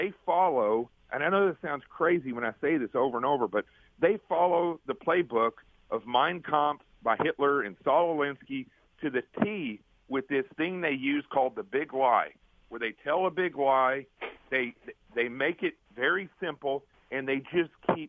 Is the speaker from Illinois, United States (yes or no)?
no; Arkansas, United States; I grew up in Arkansas.